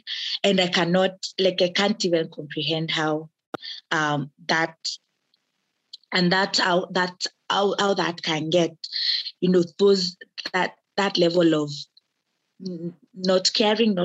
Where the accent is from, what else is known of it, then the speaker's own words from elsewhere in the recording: Kenya; I am a Kenyan and an active citizen